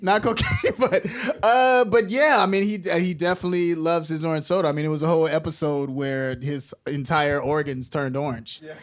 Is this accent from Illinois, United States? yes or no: yes; Chicago, Illinois, United States; I'm from Chicago